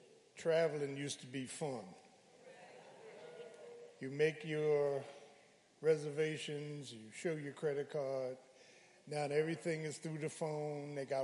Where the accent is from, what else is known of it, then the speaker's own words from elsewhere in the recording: Philadelphia, Pennsylvania, United States; I keep having these dreams about all those people that I grew up with in South Philly